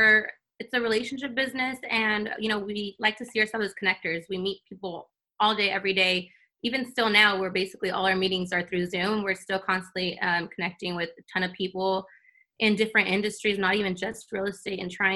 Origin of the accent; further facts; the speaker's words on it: El Centro, California, United States; moved away as an adult; now in San Diego, United States; I'm originally from Imperial Valley, El Centro, small town.